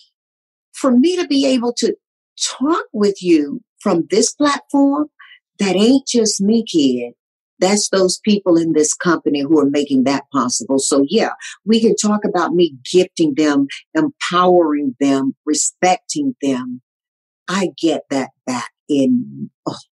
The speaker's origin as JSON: {"language": "English", "town": "Tarboro", "region": "North Carolina", "country": "United States", "tie": "born or raised there", "also_born_or_lived": "Southern California", "moved": "yes", "lives_now": "Los Angeles, United States", "said": "This nappy-headed little colored girl growing up in Tarboro, North Carolina"}